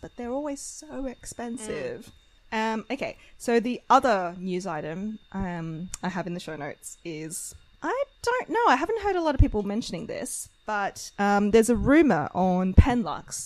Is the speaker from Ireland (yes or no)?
no; Australia; we're Australian